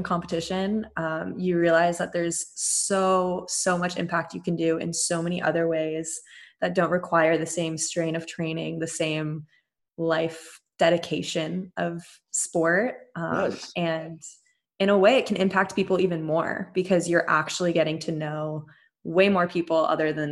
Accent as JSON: {"language": "English", "country": "United States", "tie": "born or raised there", "said": "an amusement park in my hometown, Great America"}